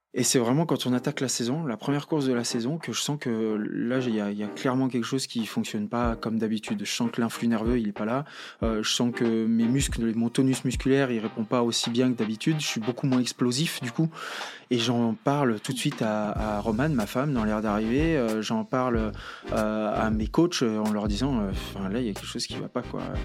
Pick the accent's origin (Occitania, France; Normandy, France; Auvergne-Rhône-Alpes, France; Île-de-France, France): Auvergne-Rhône-Alpes, France; Courchevel; also born or lived in Lake Annecy / Albertville; J'ai grandi entre Courchevel et le lac d'Annecy